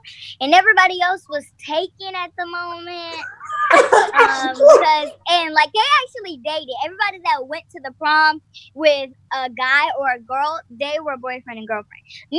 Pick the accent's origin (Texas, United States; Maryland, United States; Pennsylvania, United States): Texas, United States; Houston; we're both from Houston.